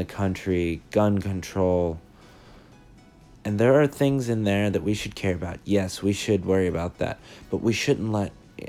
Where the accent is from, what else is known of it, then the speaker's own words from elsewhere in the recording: United States; here in America it's safe. And yet, those of us that have always lived here